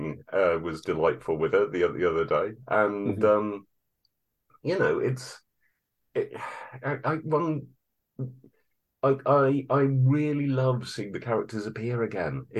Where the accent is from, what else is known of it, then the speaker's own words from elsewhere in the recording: United Kingdom; as a British person